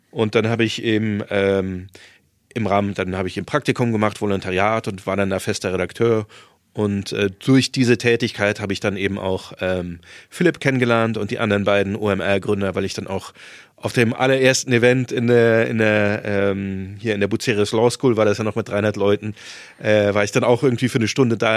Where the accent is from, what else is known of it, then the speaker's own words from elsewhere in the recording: Saarland, Germany; moved away; also born or lived in Marburg / Hamburg; ich bin zwar auf dem Dorf äh, aufgewachsen im, im Saarland